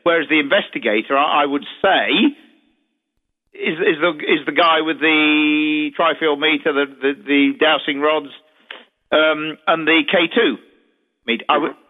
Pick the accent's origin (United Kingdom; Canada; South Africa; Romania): United Kingdom; Derby, East Midlands; what about Derby University? This is my hometown.